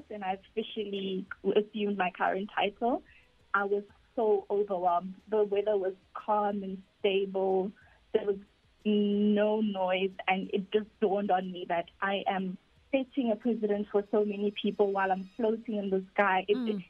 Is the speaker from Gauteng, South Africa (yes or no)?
yes; Pretoria, Gauteng, South Africa; I am from Harankua in Pretoria.